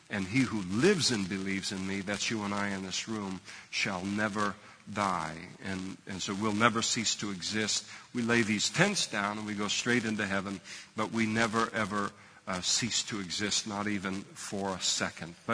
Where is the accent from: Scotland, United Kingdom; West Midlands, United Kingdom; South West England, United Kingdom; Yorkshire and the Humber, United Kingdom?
Scotland, United Kingdom; I'm a Scot, and the cheapest way to deal with all of this is just to burn the whole thing.